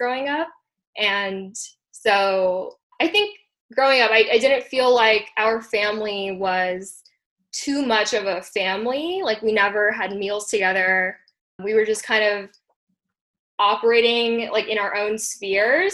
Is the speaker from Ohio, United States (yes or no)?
no; Hawaii, United States; also born or lived in India; my family and I immigrated from India when I was 5 years old. So we were first generation immigrants in Hawaii